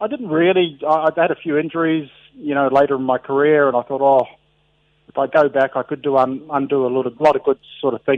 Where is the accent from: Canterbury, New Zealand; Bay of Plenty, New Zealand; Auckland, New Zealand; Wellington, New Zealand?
Auckland, New Zealand; moved away as an adult; also born or lived in England; I was brought up in Otara, again in South Auckland